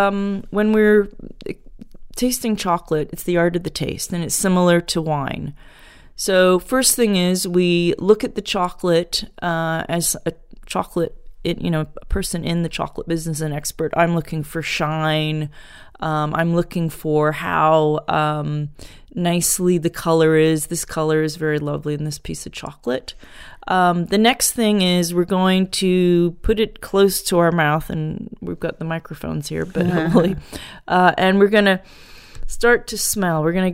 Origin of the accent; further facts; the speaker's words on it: Portland, Oregon, United States; moved away as an adult; also born or lived in New York City; now in England, United Kingdom; So I grew up in Portland, Oregon. So out there it was M&M's and Hershey's. Everyone here in England is horrified.